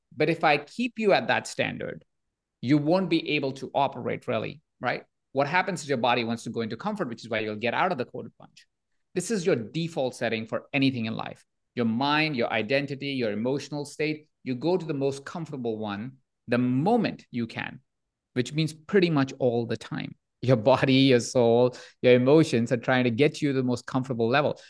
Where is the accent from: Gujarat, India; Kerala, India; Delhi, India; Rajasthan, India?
Rajasthan, India; Jaipur; moved away; I was born in India, in a small town of Jaipur